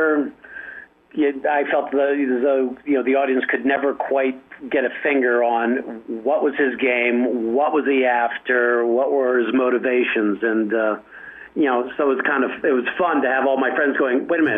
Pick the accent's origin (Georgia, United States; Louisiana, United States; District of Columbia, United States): District of Columbia, United States; Washington; also born or lived in Alexandria, Virginia; I grew up in Washington, D.C. and Alexandria, Virginia.